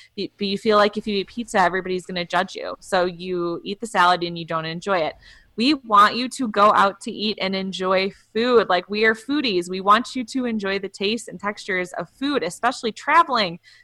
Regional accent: Wisconsin, United States; I'm from Wisconsin

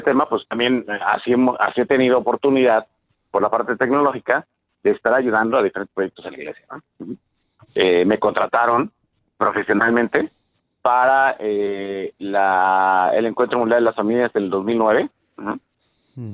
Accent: Mexico; somos mexicanos

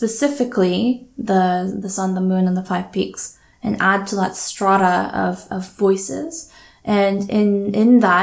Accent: Daejeon, South Korea; also born or lived in Canada / Vancouver; now in Toronto, Canada; I grew up in Korea in the middle, smack dab in the middle of the peninsula in a place called Daejeon.

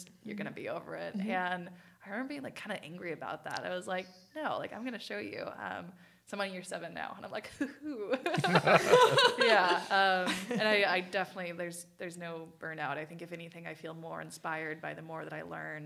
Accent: Chico, California, United States; also born or lived in Paradise, California; Came here when I was 3 years old to Paradise, California.

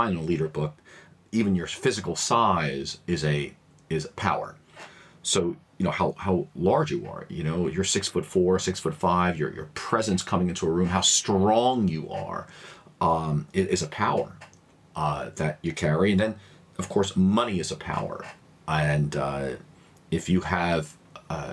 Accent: New York City, New York, United States; being an American born and raised here in a largely immigrant community, my neighborhood in Queens, New York here

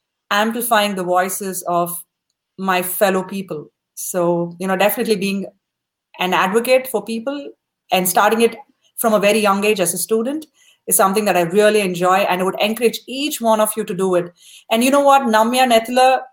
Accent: South India, India; moved away as an adult; now in United States; When we grew up in India back in the 90s

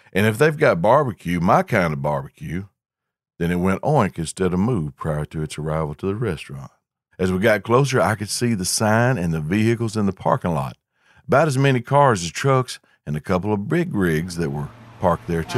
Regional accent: the South, United States; Growing up in the South

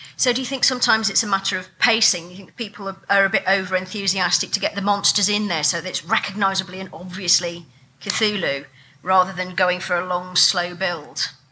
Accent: England, United Kingdom; being English and not having a gun culture

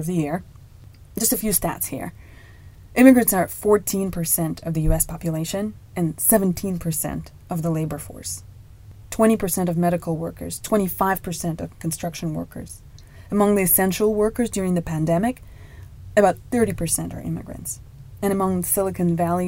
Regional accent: Moscow, Russia; moved away as an adult; now in United States; I was born and raised in Moscow, Russia

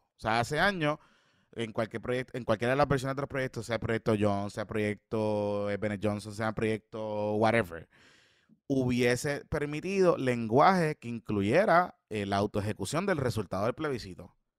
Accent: Puerto Rico

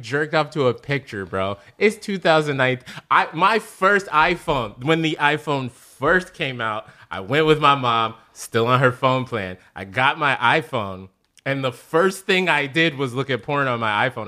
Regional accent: Chicago, Illinois, United States; now in Los Angeles, United States

